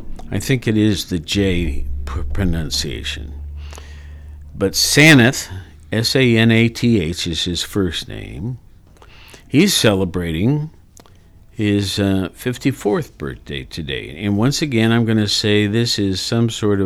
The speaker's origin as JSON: {"language": "English", "town": "Worthington", "region": "Ohio", "country": "United States", "tie": "born or raised there", "said": "at a small print shop there in my hometown of Worthington"}